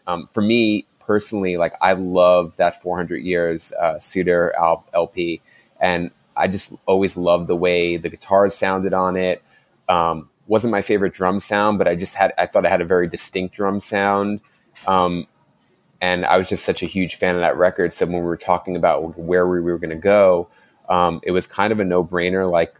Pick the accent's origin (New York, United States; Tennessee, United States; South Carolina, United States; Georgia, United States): New York, United States; Queens; I was born and raised in Queens, New York.